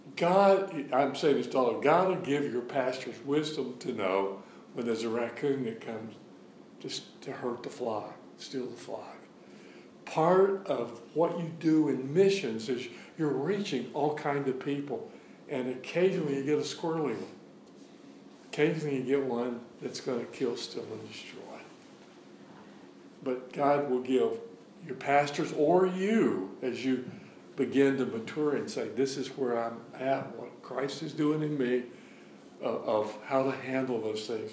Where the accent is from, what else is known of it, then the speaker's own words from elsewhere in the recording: the South, United States; I grew up in the South, and you could hear the coon dogs running every night